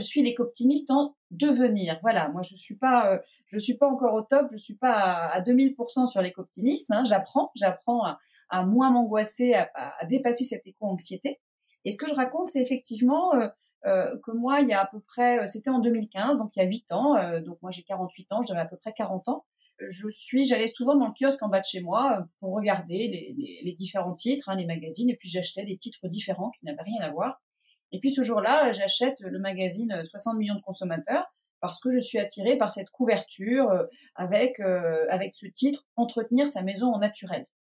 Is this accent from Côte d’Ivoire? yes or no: no; Pornichet, Pays de la Loire, France; moved away as an adult; now in Erquy, France; j'ai grandi à Pornichet, en Loire-Atlantique